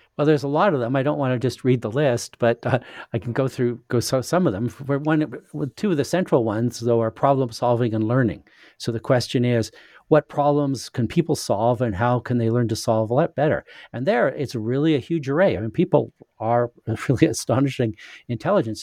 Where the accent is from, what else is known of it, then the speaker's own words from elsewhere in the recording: Saskatchewan, Canada; moved away; also born or lived in United States / England; I'm, uh, Canadian. I was born in Saskatchewan in Western Canada, but I've lived a lot of places.